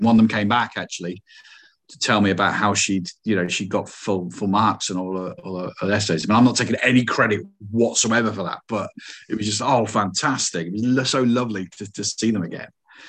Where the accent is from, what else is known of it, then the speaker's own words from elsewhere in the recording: Coventry, West Midlands, United Kingdom; It's like, come on, guys, I'm from Coventry. You know, it's not, the accent's not that bad.